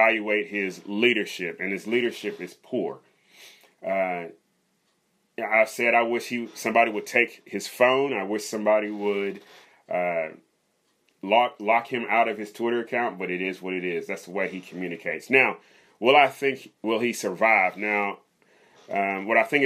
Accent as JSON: {"language": "English", "town": "Riverside", "region": "California", "country": "United States", "tie": "born or raised there", "also_born_or_lived": "Louisville, Kentucky", "said": "So I was born in Kentucky, lived there till I was 10, Louisville, Kentucky. And then me and my family, when I was 10, we moved to Southern California, Riverside. And that's where I grew up"}